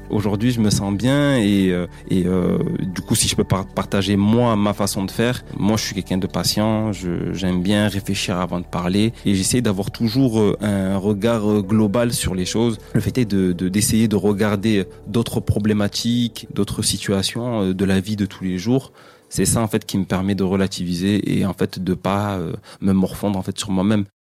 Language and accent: French; Mayotte; je suis originaire de Mayotte.